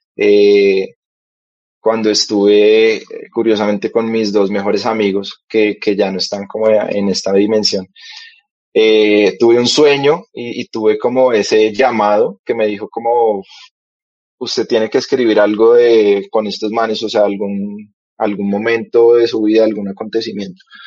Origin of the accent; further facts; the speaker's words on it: Bogotá, Colombia; also born or lived in Cali; yo nací en Cali, digamos que fui desterrado de, esa tierra. y eh, me trajeron acá desde muy, muy pequeño a Bogotá, a la capital.